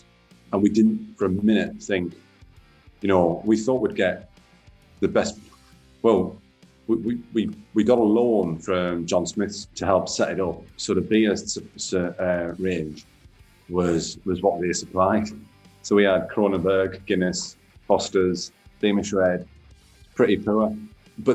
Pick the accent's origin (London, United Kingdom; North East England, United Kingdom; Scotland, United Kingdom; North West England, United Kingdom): North East England, United Kingdom; Sunderland; now in Leeds, United Kingdom; But I'm from Sunderland